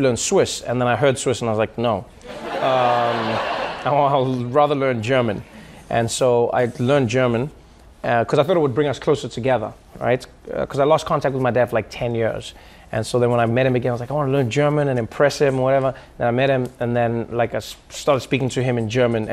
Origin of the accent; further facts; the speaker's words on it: South Africa; moved away as an adult; now in United States; when I was growing up in South Africa